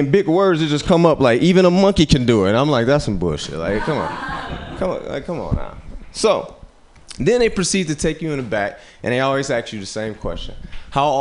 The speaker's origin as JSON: {"language": "English", "town": "Chicago", "region": "Illinois", "country": "United States", "moved": "as an adult", "lives_now": "San Francisco Bay Area, United States", "said": "I'm from Chicago."}